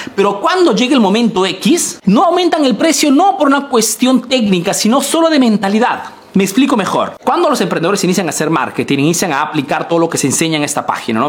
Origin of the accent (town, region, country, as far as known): Peru; now in Italy